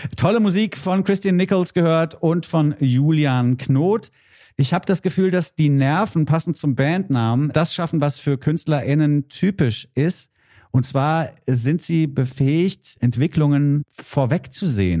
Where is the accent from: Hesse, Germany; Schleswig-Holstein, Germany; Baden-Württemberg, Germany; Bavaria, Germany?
Hesse, Germany; als Hesse